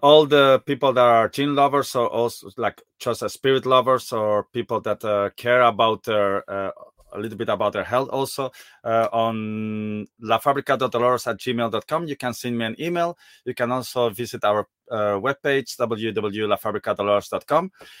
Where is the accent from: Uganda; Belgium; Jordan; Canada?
Belgium; From Belgium.